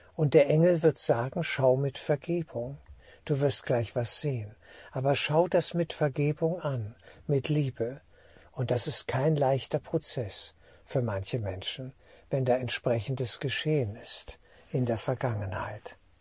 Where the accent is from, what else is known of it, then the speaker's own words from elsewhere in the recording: Germany; als Deutscher für Deutschland